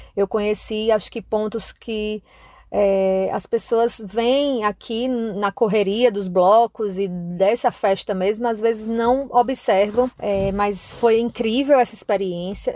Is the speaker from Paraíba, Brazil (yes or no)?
yes; Paraíba, Brazil; moved away as an adult; now in Salvador, Brazil; Eu sou nordestina, mas não sou da Bahia, sou paraibana